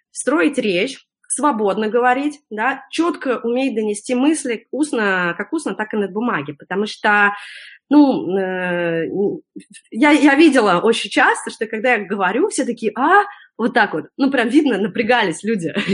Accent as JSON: {"language": "Russian", "country": "Russia", "moved": "yes", "said": "я когда приехала из России"}